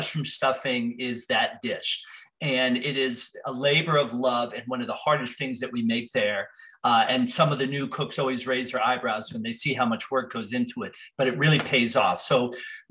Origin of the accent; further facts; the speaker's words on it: New Jersey, United States; I grew up in New Jersey surrounded by farms